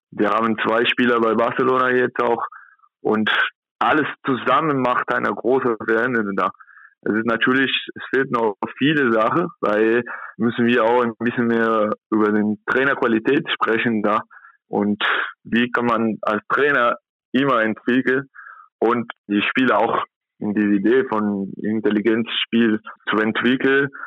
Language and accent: German; São Paulo, Brazil; German is a second language; now in Germany; Ich komme aus São Paulo, das ist 12 Millionen Personen, da wohnt und hier in Kontakt nur 80.000.